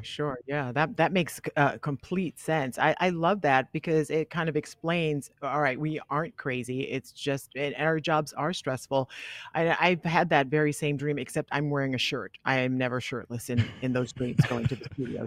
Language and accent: English; the South, United States; I'm from the South, so we have all these superstitions